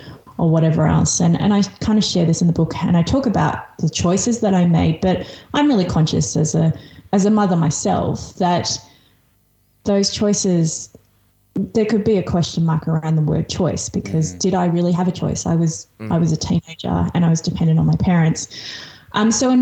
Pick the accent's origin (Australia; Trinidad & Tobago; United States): Australia; English is a second language; here in Australia. I'm an immigrant. I moved here when I was 5. I didn't speak English when I moved here.